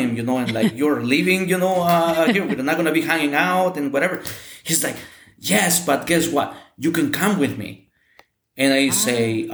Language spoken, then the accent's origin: English; Mexico; English is a second language; moved away as an adult; now in United States; here in Mexico